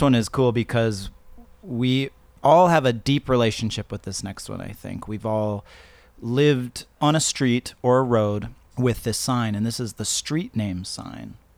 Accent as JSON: {"language": "English", "country": "Canada", "tie": "born or raised there", "moved": "yes", "said": "I grew up actually in Canada"}